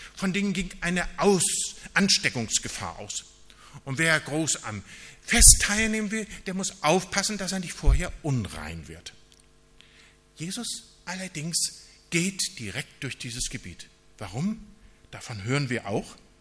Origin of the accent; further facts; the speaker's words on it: Northern Germany, Germany; wir als Norddeutsche, wir sind eher so nüchterne Leute